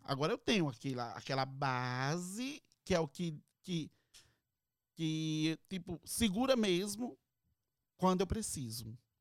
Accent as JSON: {"language": "Portuguese", "country": "Brazil", "moved": "yes", "lives_now": "Orlando, United States"}